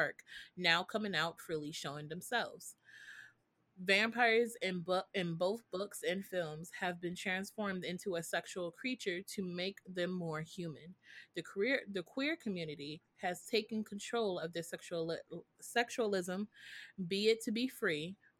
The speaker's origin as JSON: {"language": "English", "country": "United States", "said": "I am American"}